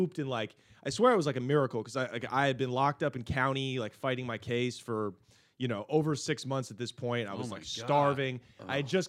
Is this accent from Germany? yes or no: no; Portland, Oregon, United States; we're from Portland.